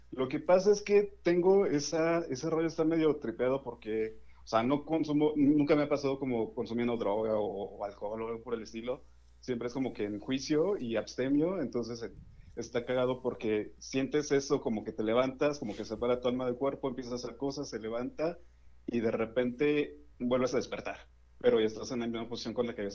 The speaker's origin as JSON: {"language": "Spanish", "region": "Puebla", "country": "Mexico", "said": "De Puebla."}